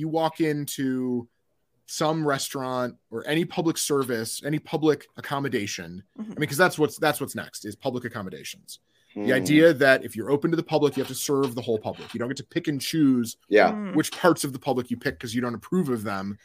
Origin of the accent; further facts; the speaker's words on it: Michigan, United States; also born or lived in Austin, Texas; now in Washington, D.C., United States; my home state of Michigan.